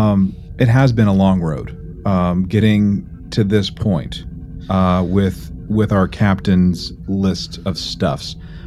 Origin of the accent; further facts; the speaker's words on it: Texas, United States; So, I'm like straight up Texan. Like, I go all the way back to the founding of this great state.